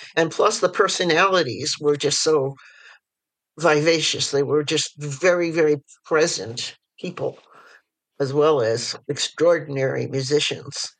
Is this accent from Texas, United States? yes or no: no; New York City, New York, United States; I was born in New York City and I was raised in various parts of the city and also the suburbs and back in the city for high school.